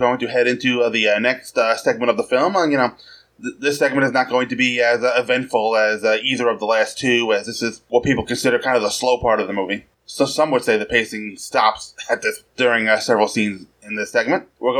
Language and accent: English; New York City, New York, United States; I'm from New York City, which is Metropolis in these films.